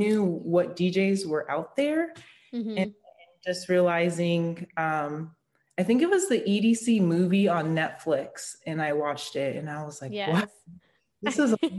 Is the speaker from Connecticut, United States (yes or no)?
no; Las Vegas, Nevada, United States; growing up in Vegas, not being 21